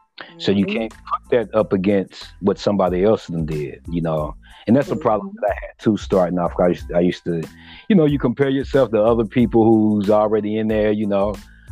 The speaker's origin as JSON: {"language": "English", "town": "Rosenberg", "region": "Texas", "country": "United States", "said": "I'm from Rosenberg, from a local."}